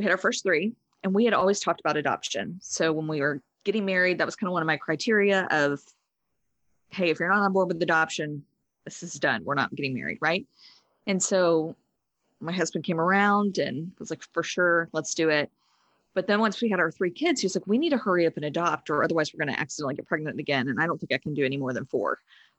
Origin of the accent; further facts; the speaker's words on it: Southeast Texas, United States; moved away as an adult; now in Seattle, United States; I am from Southeast Texas